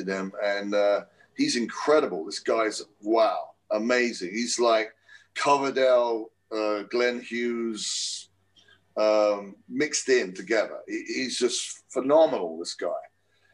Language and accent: English; England, United Kingdom; moved away; We grew up in England